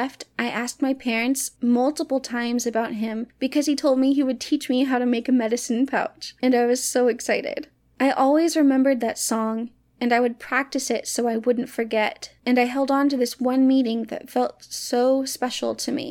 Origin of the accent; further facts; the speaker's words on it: Hot Springs, United States; moved away; my hometown in Hot Springs